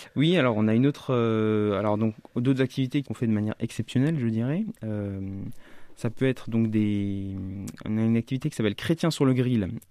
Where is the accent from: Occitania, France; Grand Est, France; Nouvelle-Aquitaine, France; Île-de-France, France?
Grand Est, France; eastern France; moved away as an adult; also born or lived in Strasbourg / Vosges / Épinal; now in Orléans, France; je suis originaire de, plutôt de l'Est de la France, je suis né à Strasbourg, actuellement mes parents habitent le département des Vosges.